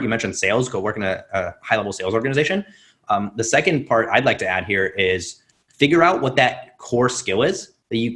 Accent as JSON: {"language": "English", "country": "Russia", "tie": "born or raised there", "said": "I grew up in Russia"}